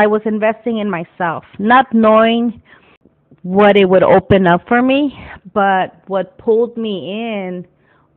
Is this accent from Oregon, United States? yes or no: no; Wilmington, California, United States; I grew up in Wilmington, California, went to Banning High.